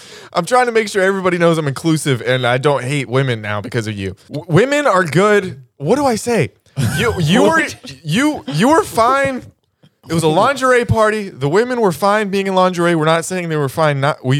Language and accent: English; Little Rock, Arkansas, United States; Little Rock, Arkansas.